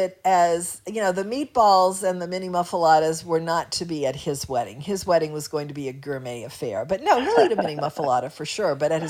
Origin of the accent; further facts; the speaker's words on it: Kenner, Louisiana, United States; I'm a girl from Kenna.